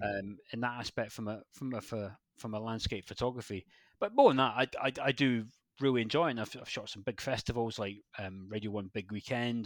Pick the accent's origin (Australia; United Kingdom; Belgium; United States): United Kingdom; West Highlands of Scotland; moved away as an adult; also born or lived in Glasgow; now in Devon, United Kingdom; I grew up in Scotland, born in Scotland, grew up there, and then moved down to Devon